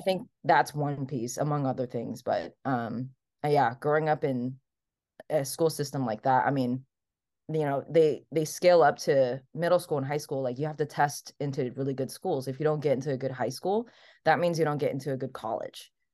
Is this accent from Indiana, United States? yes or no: no; Hawaii, United States; English is a second language; moved away as an adult; also born or lived in Taiwan / New York / California; I am raised in Hawaii, so I was born in Taiwan, and then immigrated to the U S when I was seven